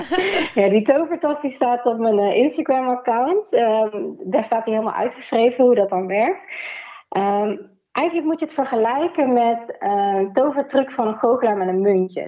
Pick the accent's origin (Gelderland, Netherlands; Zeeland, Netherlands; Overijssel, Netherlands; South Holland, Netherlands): Gelderland, Netherlands; Nijmegen; ik kom uit Nijmegen